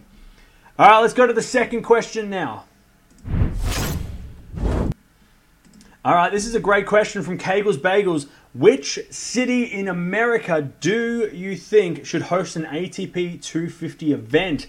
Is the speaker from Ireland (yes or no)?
no; Australia; I'm from Australia